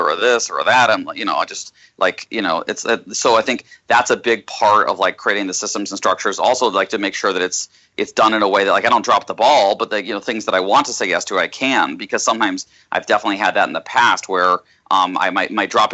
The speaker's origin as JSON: {"language": "English", "town": "Austin", "region": "Texas", "country": "United States", "tie": "born or raised there", "said": "I was born in Texas, in Austin"}